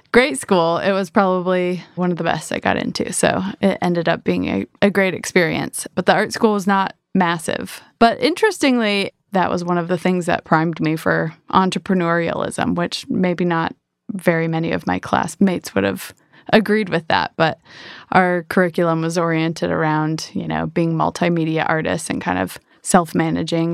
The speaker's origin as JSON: {"language": "English", "region": "Michigan", "country": "United States", "moved": "yes", "said": "I am from Michigan originally."}